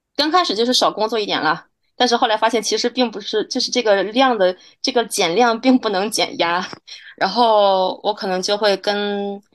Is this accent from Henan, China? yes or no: no; Hebei, China; moved away as an adult; also born or lived in Beijing; now in Paris, France; 在我们河北那边找的大学里面的韩，韩语系老师先把课业提前学完